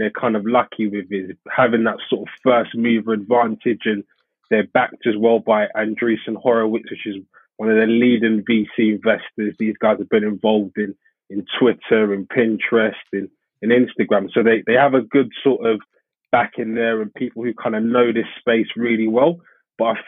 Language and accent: English; London, United Kingdom; I'm from East London